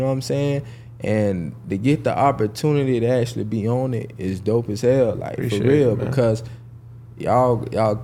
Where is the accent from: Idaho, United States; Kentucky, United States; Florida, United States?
Florida, United States; Jacksonville; I'm actually from Jacksonville, Florida